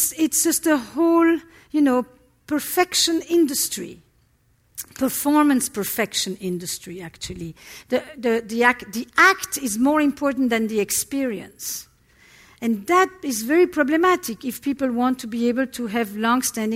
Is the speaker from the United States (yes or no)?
no; Antwerp, Flanders, Belgium; I come from Antwerp, Belgium. It's Flemish Belgium. And I come from a community that is all Holocaust survivors